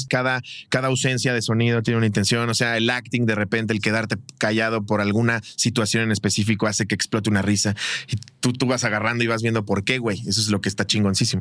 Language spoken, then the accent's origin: Spanish; Mexico; Y tú como mexicano